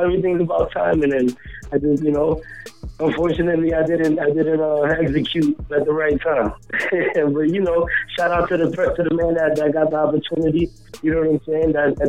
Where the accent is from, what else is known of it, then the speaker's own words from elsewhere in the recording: Springfield, Massachusetts, United States; I grew up in the North End, which is Plainfield, that whole area. You know what I mean? That's predominantly Hispanic.